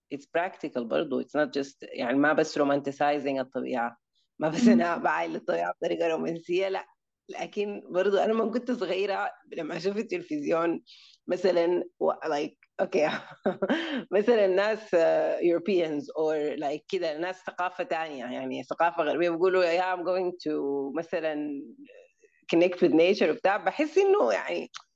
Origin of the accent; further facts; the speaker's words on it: Sudan; moved away; also born or lived in United Arab Emirates / Germany; انا من السودان آه, عشت حياتي يعني اتولدت في الامارات لكن عشت نص حياتي في الس... يعني في السودان